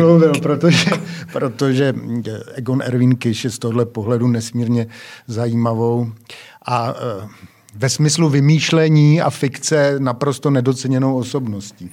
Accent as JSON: {"language": "Czech", "region": "Prague", "country": "Czechia", "tie": "born or raised there", "said": "se tady člověk eh, narodí a pohybuje se úplně v centru od mala"}